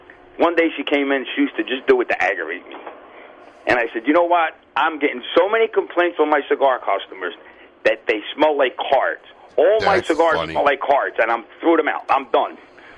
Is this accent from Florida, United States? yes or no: yes; Florida, United States; I grew up in the South Florida tiny market.